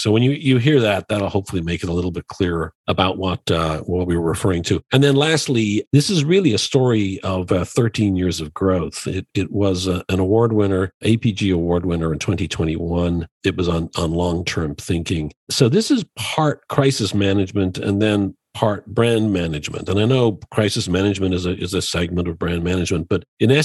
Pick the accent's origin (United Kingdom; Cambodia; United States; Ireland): Ireland; I grew up in Ireland